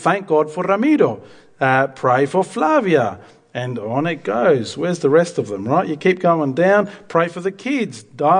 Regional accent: Argentina; Myself as a missionary kid, I grew up in Argentina.

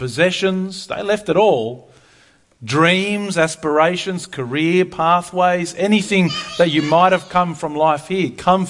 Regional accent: Argentina; I'm a missionary kid. I grew up in Argentina, if you didn't know that. My parents have been missionaries all of my life, really.

